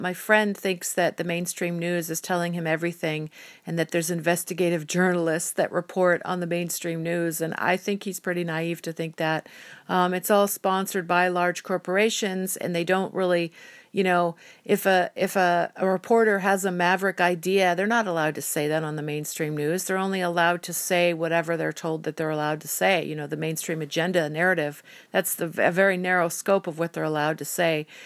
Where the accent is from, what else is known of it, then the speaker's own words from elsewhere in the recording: United States; I'm an American citizen